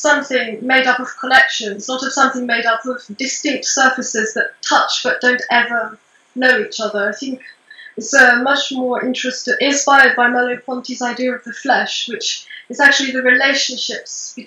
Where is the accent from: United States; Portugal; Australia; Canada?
Portugal; moved away; also born or lived in England; I was born in England, but I was raised in Portugal